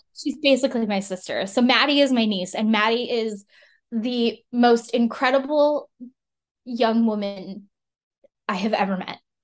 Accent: El Paso, Texas, United States; moved away as an adult; now in Austin, United States; I grew up in El Paso, Texas

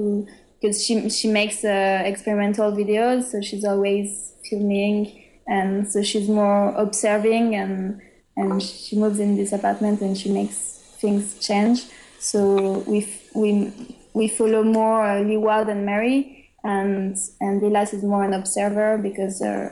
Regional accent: France; English is a second language; And for travels, because we come all the way from France to go to Austin

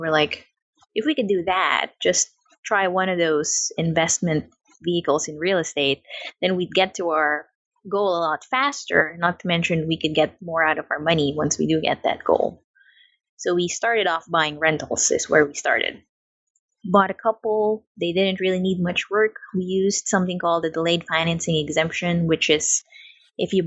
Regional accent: Philippines; also born or lived in New Zealand; now in Florida, United States; I was actually born in the Philippines, and then my family decided to move to New Zealand. So I lived there for about 6 or 7 years

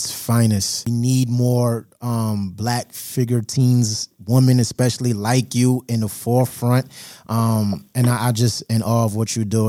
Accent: New York, United States; moved away; I'm from Brooklyn, New York.

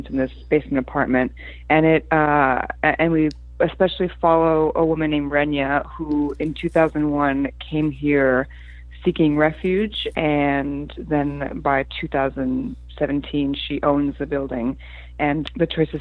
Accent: Newark, New Jersey, United States; English is a second language; also born or lived in Poland; I grew up in Newark, in the Newark area, and I was in a very multicultural neighborhood where everyone was from somewhere else

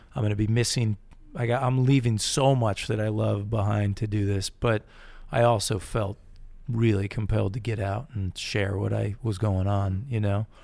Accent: Connecticut, United States; moved away as an adult; also born or lived in Massachusetts; I grew up in New England, Connecticut

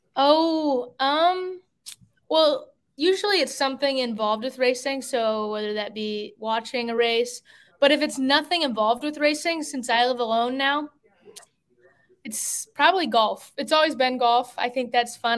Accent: Fort Wayne, Indiana, United States; moved away as an adult; now in Concord, United States; I'm from Fort Wayne, Indiana, but now I currently live in Concord, North Carolina, because that's where my race career has taken me

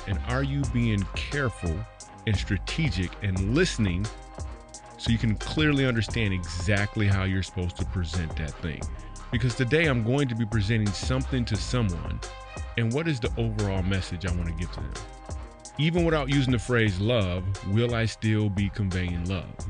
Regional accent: Grand Rapids, Michigan, United States; moved away; my hometown of Grand Rapids

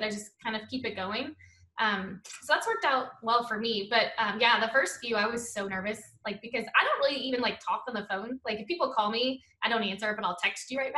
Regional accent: New Orleans, Louisiana, United States; moved away as an adult; now in Oregon, United States; we're from New Orleans.

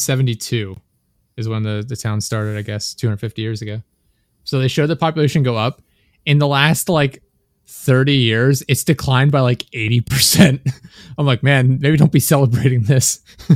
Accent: Pennsylvania, United States; because we're from Pennsylvania.

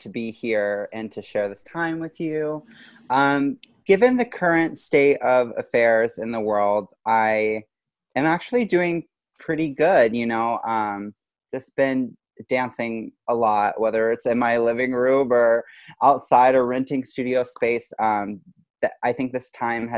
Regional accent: Baton Rouge, Louisiana, United States; I am from Baton Rouge, Louisiana. I went to a studio called DeFrancis Academy of Dance.

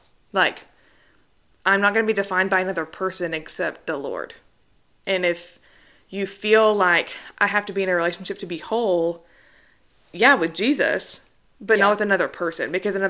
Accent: the South, United States; I feel like growing up in the South, especially, and especially, like, even in the Bible Belt, where if you're not married, people talk about it a lot.

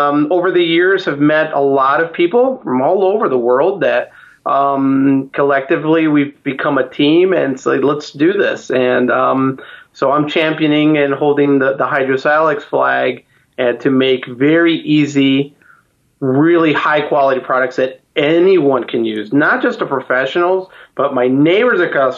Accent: Chicago, Illinois, United States; I'm originally from Chicago, Illinois

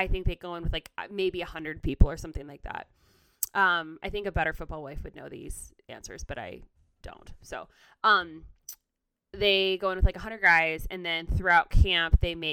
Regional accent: Ann Arbor, Michigan, United States; also born or lived in Nashville; We're both from the Ann Arbor area.

